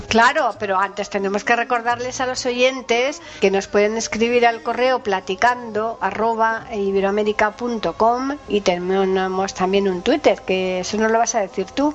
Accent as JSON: {"language": "Spanish", "country": "Spain", "said": "que somos españoles nos gusta escuchar las cosas más en idioma español"}